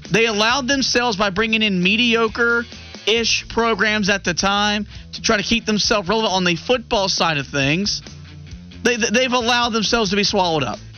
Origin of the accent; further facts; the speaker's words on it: Midwest, United States; Okay, I'm the Midwesterner.